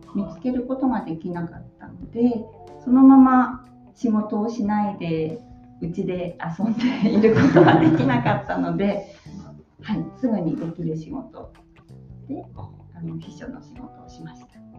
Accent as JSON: {"language": "Japanese", "region": "Yamagata", "country": "Japan", "tie": "born or raised there", "moved": "yes", "lives_now": "Sendai, Japan", "said": "私が生まれたのは山形県です。"}